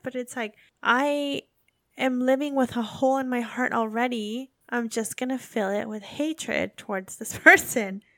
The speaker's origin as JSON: {"language": "English", "country": "United States", "also_born_or_lived": "England / Belgium", "accent": "American", "moved": "as an adult", "lives_now": "Japan", "said": "Us Americans"}